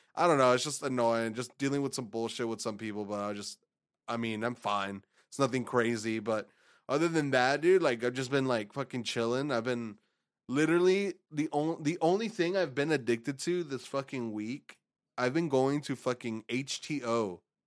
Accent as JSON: {"language": "English", "region": "Texas", "country": "United States", "said": "we're from Texas"}